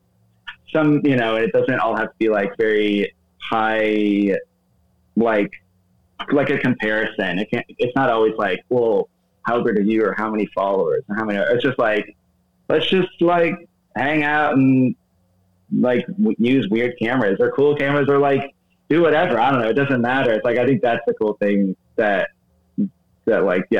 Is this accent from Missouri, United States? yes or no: yes; St. Louis, Missouri, United States; now in New York, United States; I'm from St. Louis, Missouri originally